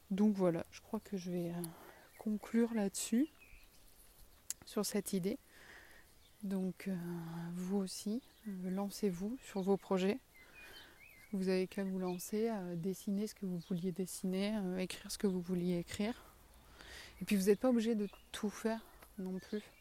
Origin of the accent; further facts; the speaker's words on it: south-west France, France; accent: south-western French; moi et mon accent du sud-ouest, on vous souhaite une bonne journée